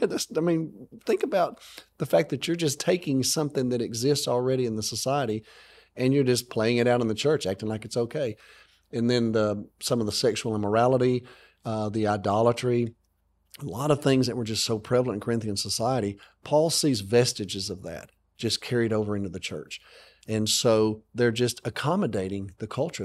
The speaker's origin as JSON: {"language": "English", "region": "Alabama", "country": "United States", "tie": "born or raised there", "said": "I grew up in America, okay, and I, I grew up in Alabama."}